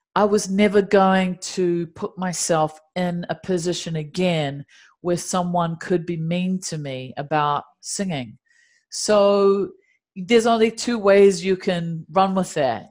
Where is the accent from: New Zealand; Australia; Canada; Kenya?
New Zealand; Dunedin, Otago; moved away as an adult; now in Los Angeles, United States; there are penguins in my hometown of Dunedin